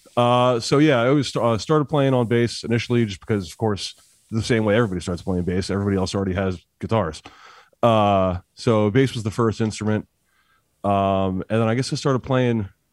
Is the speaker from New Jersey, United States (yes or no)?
yes; Trenton, New Jersey, United States; moved away as an adult; now in Boston, United States; I grew up in Trenton, unfortunately. and then uh, I've been living up in Boston for like 15 years now.